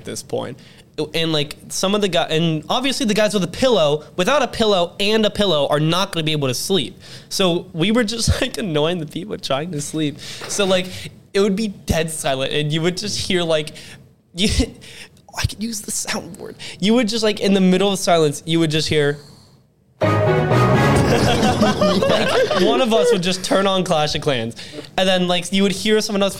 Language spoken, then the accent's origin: English; Ohio, United States; we are from Ohio